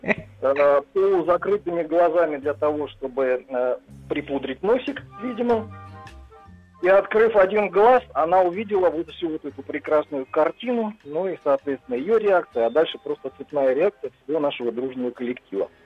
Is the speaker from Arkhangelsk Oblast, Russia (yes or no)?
yes; Arkhangelsk Oblast, Russia; now in Saint Petersburg, Russia; Я из Санкт-Петербурга, но э, родился и детство мое прошло в Архангельской области.